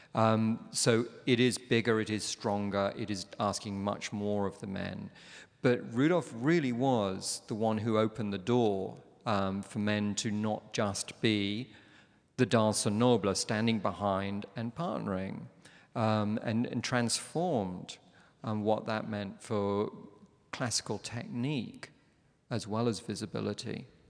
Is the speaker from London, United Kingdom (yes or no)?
yes; London, United Kingdom; I'm from London